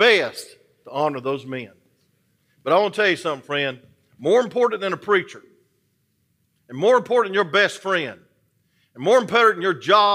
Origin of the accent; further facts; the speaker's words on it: Atlanta, Georgia, United States; I'm from Atlanta.